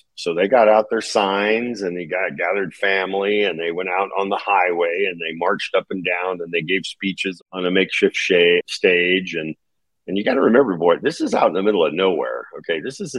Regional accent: Nevada, United States; they send me to the halfway house in Las Vegas, Nevada, because I'm from Nevada.

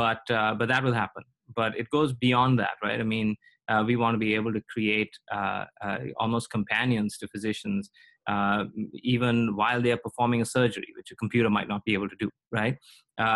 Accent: India; now in United States; I come from India

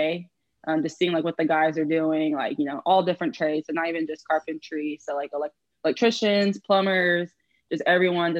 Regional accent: Houston, Texas, United States; I'm actually from Houston, so I have not moved

